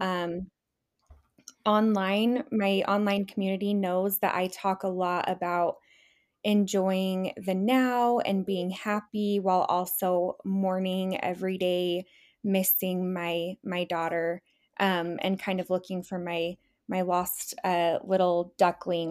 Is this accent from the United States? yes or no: yes; Utah, United States; born and raised in Utah.